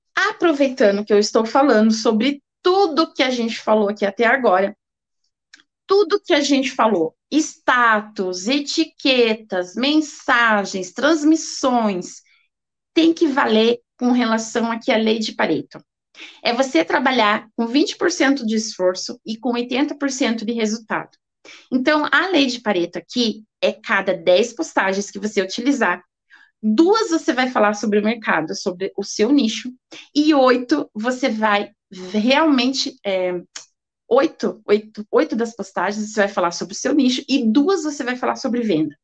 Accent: Brazil; Nós brasileiros

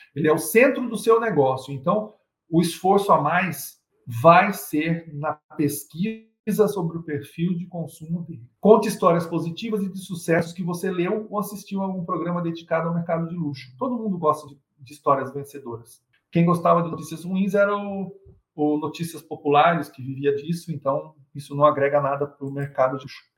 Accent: Brazil; somos brasileiros

